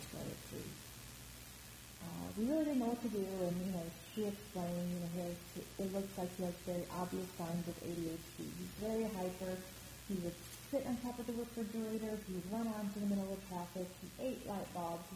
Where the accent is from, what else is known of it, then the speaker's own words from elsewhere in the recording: Midwest, United States; moved away as an adult; also born or lived in East Coast; now in Chicago, United States; I'm from the Midwest, kind of grew up there, and the East Coast